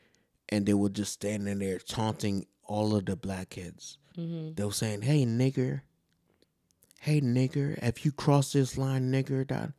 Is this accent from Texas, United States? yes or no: no; New York, United States; moved away; also born or lived in Georgia; The thing is, I didn't experience racism until I moved to Georgia. Because I'm from New York.